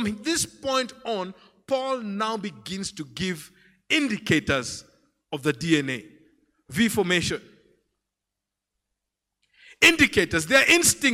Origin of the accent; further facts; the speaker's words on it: Lake region, Kenya; I come from the Lake region